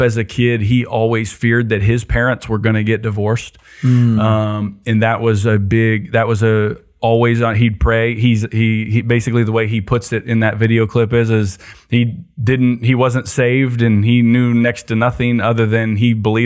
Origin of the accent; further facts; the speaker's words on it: Ohio, United States; now in Georgia, United States; I grew up in Ohio